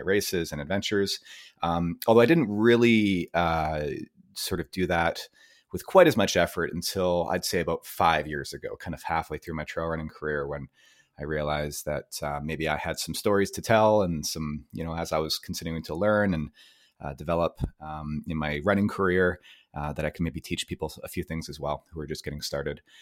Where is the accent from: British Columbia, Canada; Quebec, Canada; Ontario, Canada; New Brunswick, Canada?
British Columbia, Canada; Vancouver; born and raised in Vancouver, Canada.